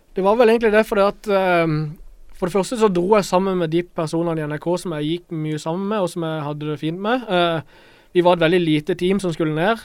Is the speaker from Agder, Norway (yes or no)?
yes; Kristiansand, Agder, Norway; jeg er fra, fra Grim